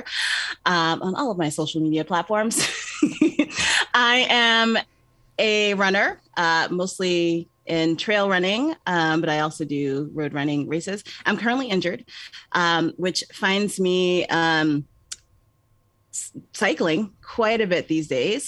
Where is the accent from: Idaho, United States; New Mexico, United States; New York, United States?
New York, United States; also born or lived in Georgia; I'm a New Yorker